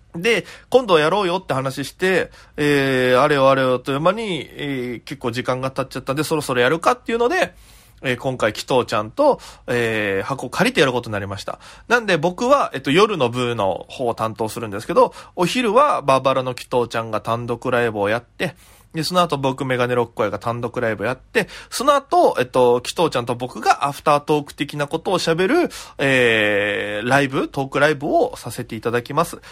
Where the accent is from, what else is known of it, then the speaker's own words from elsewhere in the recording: Okinawa, Japan; moved away as an adult; now in Tokyo, Japan; 僕沖縄出身なんで